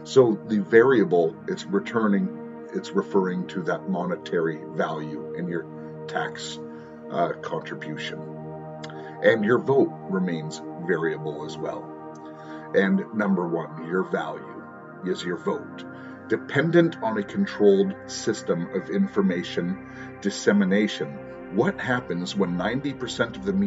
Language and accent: English; United States; moved away; I am an American